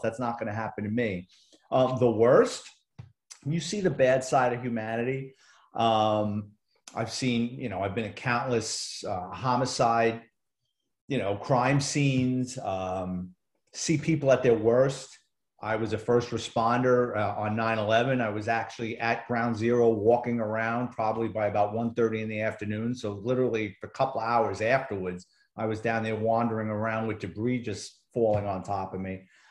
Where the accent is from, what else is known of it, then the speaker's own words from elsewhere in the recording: New York City, New York, United States; I grew up in the Bronx in New York City